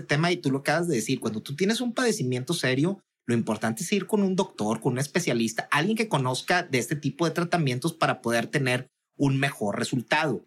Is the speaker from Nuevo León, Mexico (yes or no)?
yes; Monterrey, Nuevo León, Mexico; Yo soy eh, empresario regiomontano